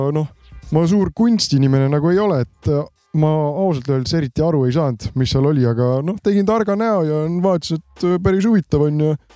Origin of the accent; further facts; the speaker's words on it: Cologne, North Rhine-Westphalia, Germany; Estonian is a second language; ma ikkagi olen sakslane